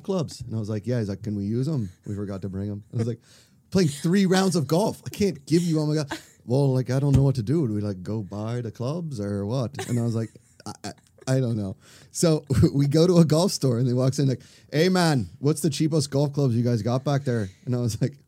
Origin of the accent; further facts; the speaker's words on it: Pittsburgh, Pennsylvania, United States; I grew up in Pennsylvania